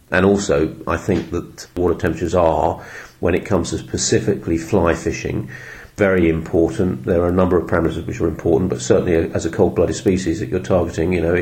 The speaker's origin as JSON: {"language": "English", "region": "London", "country": "United Kingdom", "tie": "born or raised there", "said": "So I moved back to this village, which is where I grew up in North London"}